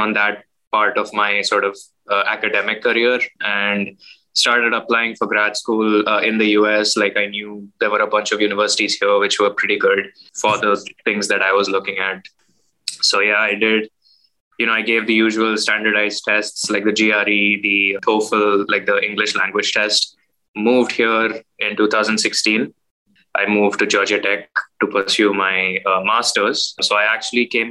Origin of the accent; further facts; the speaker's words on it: Mumbai, Maharashtra, India; moved away as an adult; also born or lived in United States; now in Michigan, United States; I was born in Mumbai, India. That was 1994. I grew up, you know, in Mumbai, in the suburbs.